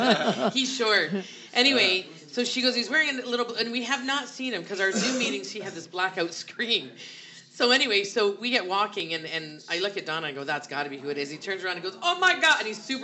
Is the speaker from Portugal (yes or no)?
no; Canada; For us, it's actually being a Canadian becomes a huge advantage because you're pricing everything in U.S. currency.